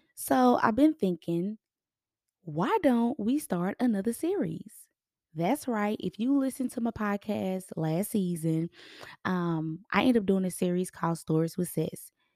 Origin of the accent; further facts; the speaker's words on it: Texas, United States; we're from Texas